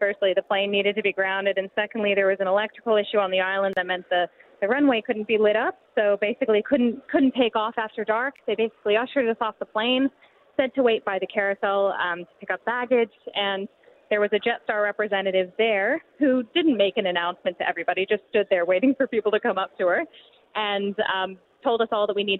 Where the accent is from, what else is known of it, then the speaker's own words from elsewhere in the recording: United States; I'm from the States.